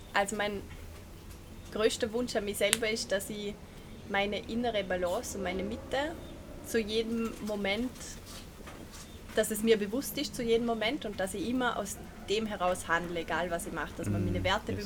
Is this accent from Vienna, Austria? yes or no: no; Vorarlberg, Austria; wie man vielleicht gehört, komme ich aus Vorarlberg